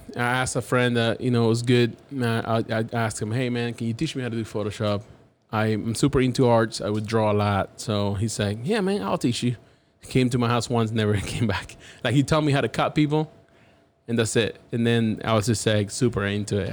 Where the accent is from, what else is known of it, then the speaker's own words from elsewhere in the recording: Havana, Cuba; English is a second language; now in Dallas, United States; I'm from Havana, Cuba